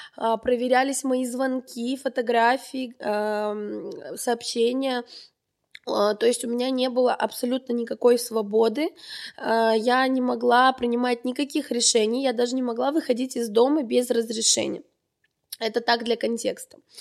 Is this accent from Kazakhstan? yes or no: no; Armenia; moved away as an adult; now in Moscow, Russia; Я как настоящая армянка